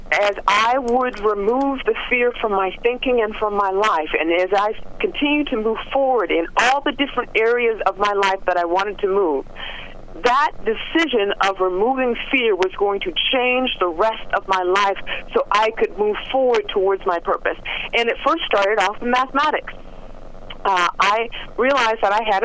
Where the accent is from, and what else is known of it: Los Angeles, California, United States; born or raised there